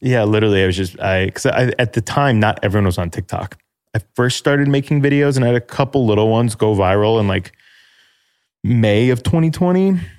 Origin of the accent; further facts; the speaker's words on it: Chicago suburbs, Illinois, United States; now in Chicago, United States; I'm thirty-two, from Chicago, live in Chicago, from Chicago suburbs